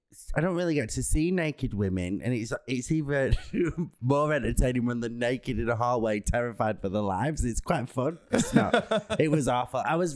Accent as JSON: {"language": "English", "town": "Manchester", "region": "North West England", "country": "United Kingdom", "said": "I'm from Manchester"}